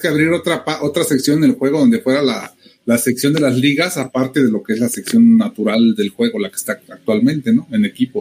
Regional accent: Mexico; somos exclusivos mexicanos

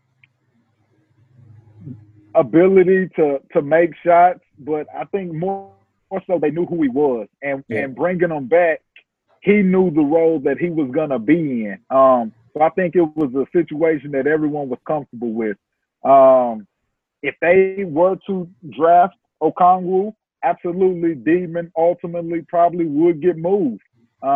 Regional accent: Texas, United States; I'm from Texas

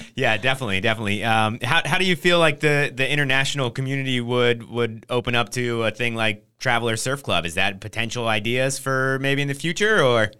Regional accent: Trenton, New Jersey, United States; moved away; also born or lived in San Diego; I'm from New Jersey

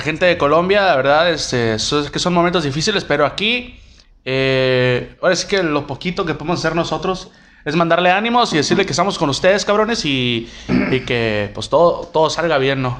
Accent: Mexico; Somos, somos mexicanos

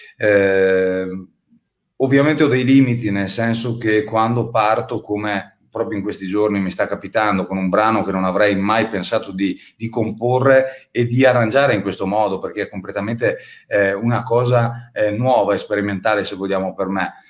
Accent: Avio, Trentino-Alto Adige, Italy; moved away; nel mio comune d'origine di Avio

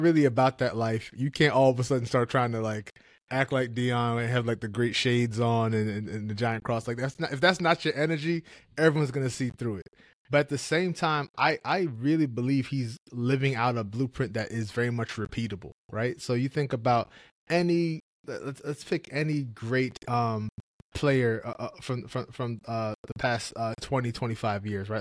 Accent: New York, United States; I grew up in New York

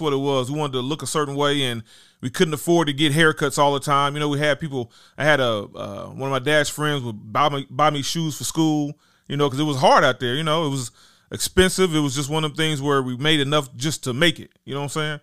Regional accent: Dayton, Ohio, United States; also born or lived in Huber Heights, Ohio; I'm from Dayton, Ohio, technically, but I went to school in Huber Heights at Wayne High School

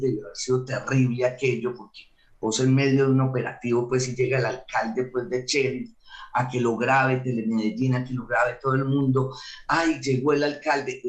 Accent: Antioquia, Colombia; yo soy antioqueña

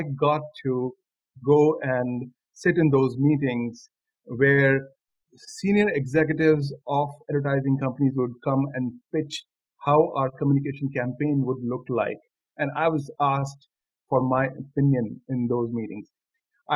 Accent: Delhi, India; moved away as an adult; also born or lived in Gandhinagar, Gujarat; I'm from Delhi. I live in Delhi, and I've spent all my 21 years in Delhi

